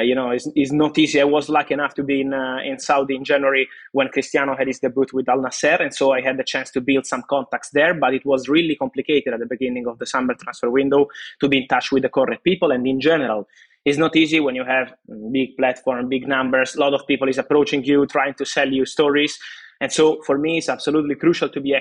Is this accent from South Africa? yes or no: no; Naples, Campania, Italy; I was in Napoli, I'm from Napoli, my family's still there